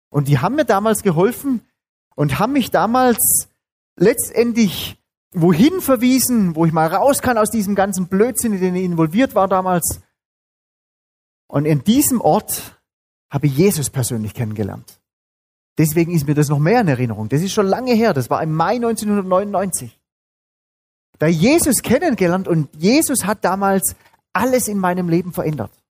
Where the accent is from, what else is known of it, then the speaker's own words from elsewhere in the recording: Baden-Württemberg, Germany; Bin aufgewachsen auch in Süddeutschland, genauso wie ihr, allerdings nicht in Bayern, sondern in Baden-Württemberg.